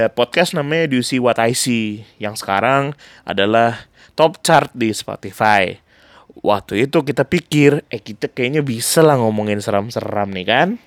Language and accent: Indonesian; Pontianak, West Kalimantan, Indonesia; pengalaman kita dari kecil sampai besar tinggal di Pontianak dipengaruhi sama musik apa terutama musik yang kita dengar dari kampung halaman kita sendiri